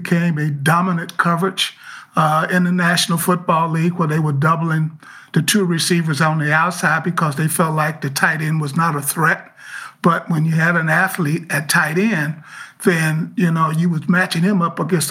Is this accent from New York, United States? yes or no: no; Muscle Shoals, Alabama, United States; moved away as an adult; also born or lived in Cleveland / Baltimore; growing up in Alabama in the 60s and the 70s